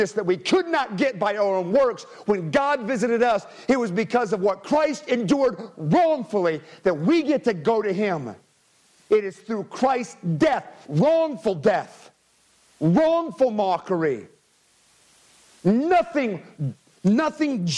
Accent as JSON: {"language": "English", "country": "United States", "said": "my rights as an American"}